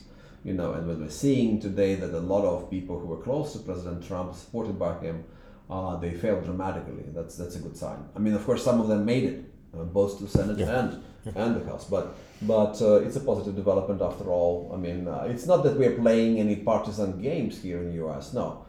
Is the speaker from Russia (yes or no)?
no; Odesa, Odesa Oblast, Ukraine; I'm from the city of Odessa. It's my hometown